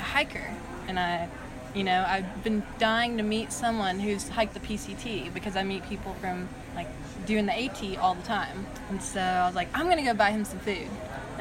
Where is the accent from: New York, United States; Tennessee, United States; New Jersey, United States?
Tennessee, United States; East; I'm from Tennessee, East Tennessee